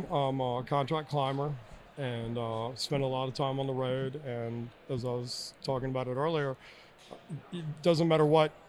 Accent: Alice, Texas, United States; born there; now in Gloucester, United States; Um, was originally born in Alice, Texas. Uh, I've been in Virginia since 1982, so that's kind of where I call my home is Gloucester, Virginia.

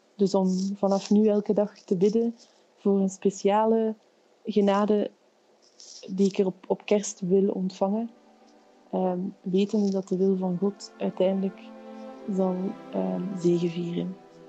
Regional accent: Flanders, Belgium; accent: Flemish; de tongval verraadt het al, ik kom uit Vlaanderen

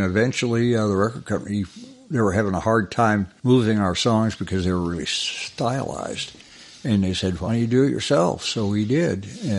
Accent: Cleveland, Ohio, United States; moved away as an adult; also born or lived in Los Angeles / Kansas City; I was raised in just outside of Cleveland.

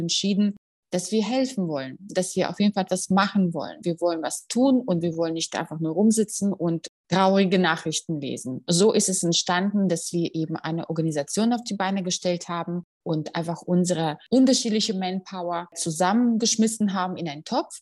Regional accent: Russia; now in Germany; ich komme aus Russland

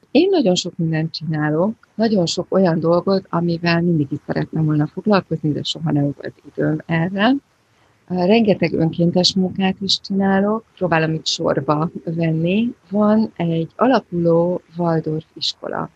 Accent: Budapest, Hungary; moved away as an adult; now in Australia; én egy ilyen borzasztó városlakó voltam. Budapesti dzsungel kellős közepén

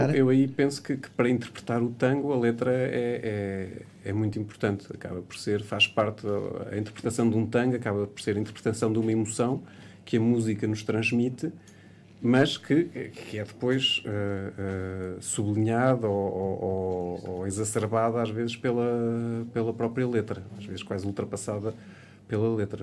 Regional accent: Portugal; nós somos portugueses

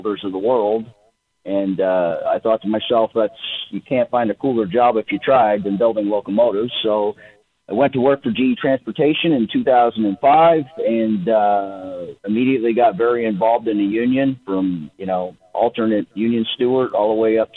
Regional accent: Erie, Pennsylvania, United States; I grew up in Erie. I was born and raised in Erie, Pennsylvania

